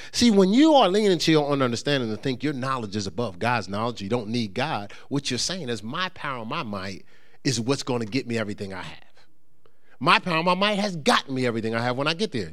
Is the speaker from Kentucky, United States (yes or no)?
no; Newark, New Jersey, United States; moved away; also born or lived in upstate New York; I grew up in Newark, New Jersey